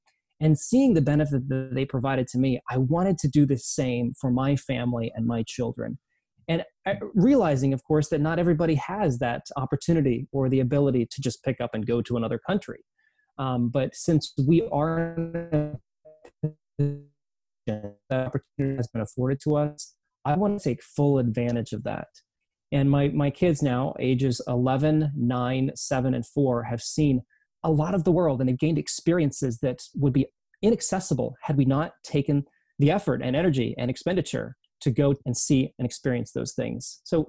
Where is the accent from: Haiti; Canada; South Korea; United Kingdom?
South Korea; born there; also born or lived in East Asia; I was born in South Korea. My passport country, though, is the United States. So I'm a United States citizen, but I spent many years growing up in East Asia.